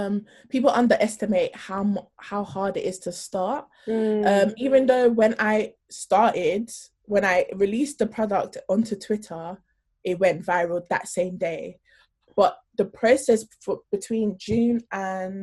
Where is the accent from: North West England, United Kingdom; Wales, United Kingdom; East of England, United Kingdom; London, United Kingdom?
London, United Kingdom; also born or lived in Norway; I grew up in South London